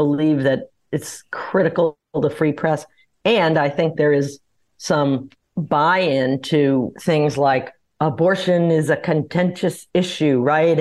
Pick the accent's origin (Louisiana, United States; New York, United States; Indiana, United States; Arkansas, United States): Louisiana, United States; New Orleans; I grew up in New Orleans